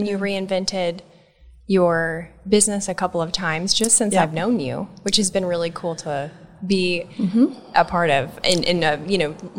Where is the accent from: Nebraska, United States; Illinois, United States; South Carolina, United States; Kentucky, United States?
Nebraska, United States; we're from Nebraska.